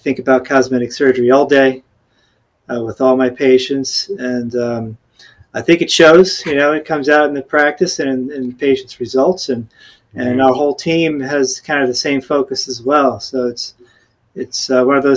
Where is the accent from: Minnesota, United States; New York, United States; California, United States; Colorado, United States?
New York, United States; moved away as an adult; also born or lived in Gainesville, Florida; now in Naples, United States; I grew up in New York